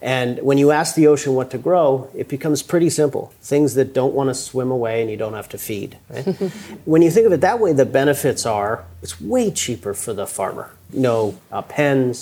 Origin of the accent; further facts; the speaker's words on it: Maddox Cove, Newfoundland and Labrador, Canada; I grew up in Newfoundland, Canada